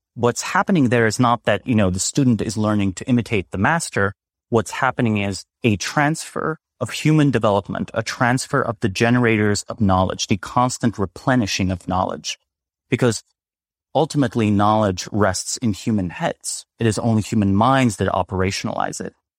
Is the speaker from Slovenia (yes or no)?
yes; Slovenia; moved away; I'm originally from Slovenia